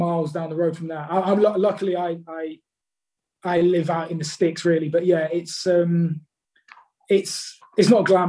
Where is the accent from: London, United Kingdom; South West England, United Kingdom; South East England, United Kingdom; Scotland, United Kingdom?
London, United Kingdom; now in Staffordshire, United Kingdom; I'm from London originally, but I moved like 180 miles north. It's like in the Midlands. It's Staffordshire.